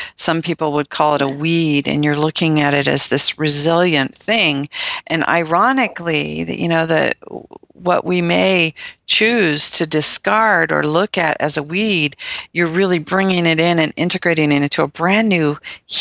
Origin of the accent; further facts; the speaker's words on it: Nebraska, United States; my home state of Nebraska